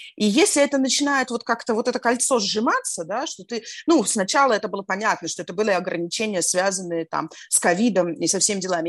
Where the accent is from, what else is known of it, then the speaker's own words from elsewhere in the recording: Saint Petersburg, Russia; moved away as an adult; now in Antalya, Turkey; Я из Петербурга, я родилась и выросла в Петербурге